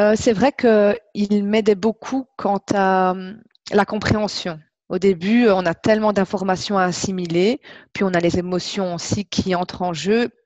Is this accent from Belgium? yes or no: yes; Belgium; accent: Belgian; je viens euh, de Belgique, ça s'entend je pense